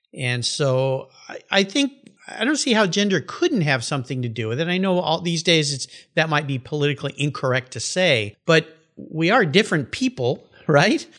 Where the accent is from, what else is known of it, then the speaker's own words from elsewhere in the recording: San Diego, California, United States; I grew up in Southern California and I was a surfer and I went out to a surf spot there in La Jolla where I grew up called Black's Beach